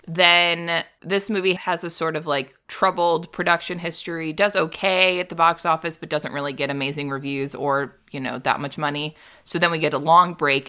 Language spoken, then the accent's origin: English; Midwest, United States; I'm from the Midwest.